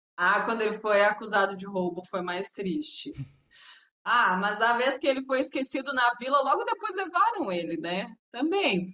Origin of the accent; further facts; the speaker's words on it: Porto Alegre, Rio Grande do Sul, Brazil; Eu cresci, nasci, cresci na Vila Cruzeiro, próximo a todas as emissoras